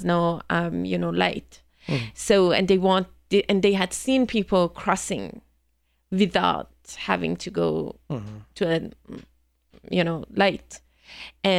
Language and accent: English; Iran; English is a second language; moved away